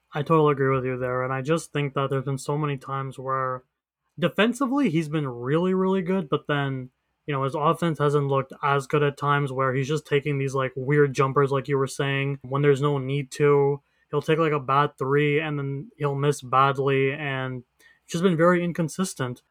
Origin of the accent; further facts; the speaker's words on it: Canada; I'm Canadian